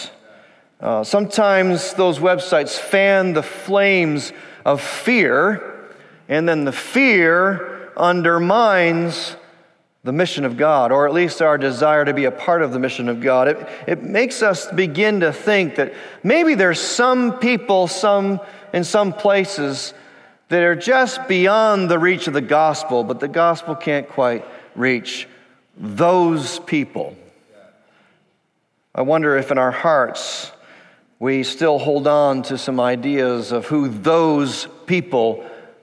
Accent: Dearborn, Michigan, United States; moved away; I'm actually from, born and raised in Dearborn, Michigan.

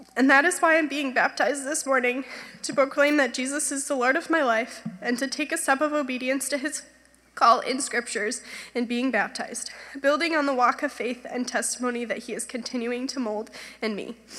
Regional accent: Grand Rapids, Michigan, United States; I grew up here in Grand Rapids in a Christian home

